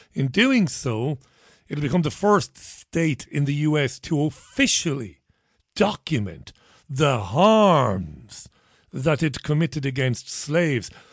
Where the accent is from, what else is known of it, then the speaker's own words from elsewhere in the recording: Ireland; now in United Kingdom; I'm an Irish one